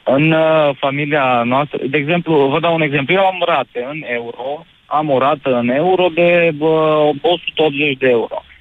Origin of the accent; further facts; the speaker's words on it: Oradea, Bihor County, Romania; sunt din Oradea